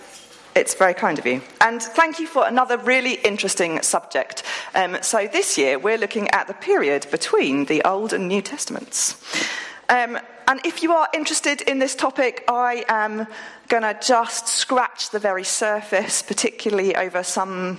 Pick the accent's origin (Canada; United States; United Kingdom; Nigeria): United Kingdom; Woolpit, East of England; I grew up in Woolpit, and I went to school in Stow Upland.